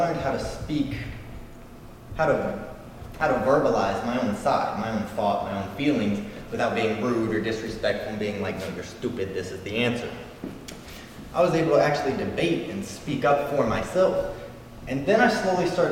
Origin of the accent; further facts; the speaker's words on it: Louisville, Kentucky, United States; I'm from Louisville, Kentucky